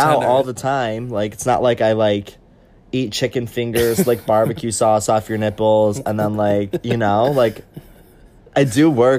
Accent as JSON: {"language": "English", "town": "Syracuse", "region": "New York", "country": "United States", "said": "I'm from Syracuse, New York. It's a really beautiful"}